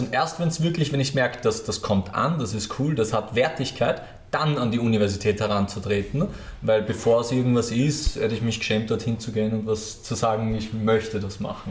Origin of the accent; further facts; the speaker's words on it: Lower Austria, Austria; now in Vienna, Austria; ich bin ja selber Niederösterreicher